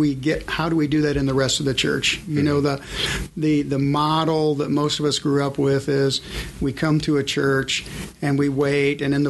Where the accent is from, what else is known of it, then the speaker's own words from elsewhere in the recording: Indiana, United States; also born or lived in Michigan; I was born in Michigan, but lived my whole life all around Indiana